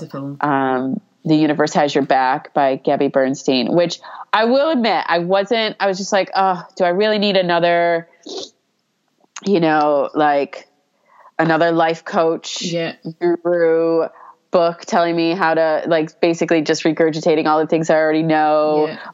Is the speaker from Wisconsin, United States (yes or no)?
no; New York, United States; growing up in New York